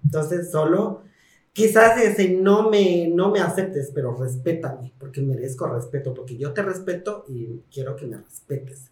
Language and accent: Spanish; Mexico; como ciudadanas mexicanas que somos